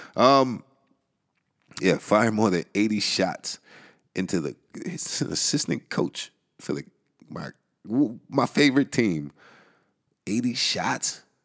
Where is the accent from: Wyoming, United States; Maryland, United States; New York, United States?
New York, United States; New York City; the Bronx. My hometown